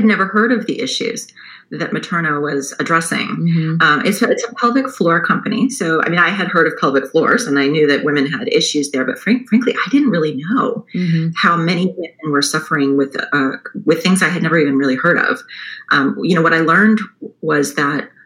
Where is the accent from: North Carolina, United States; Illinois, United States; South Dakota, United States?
North Carolina, United States; Chapel Hill; moved away; also born or lived in upstate New York; I grew up in Chapel Hill, North Carolina.